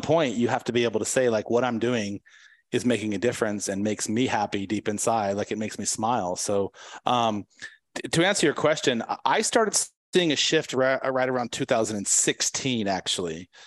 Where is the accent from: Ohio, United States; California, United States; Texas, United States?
California, United States; San Diego; I'm from San Diego